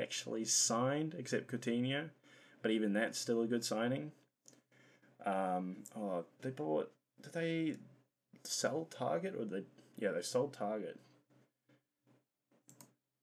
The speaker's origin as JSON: {"language": "English", "country": "New Zealand", "said": "as a New Zealander"}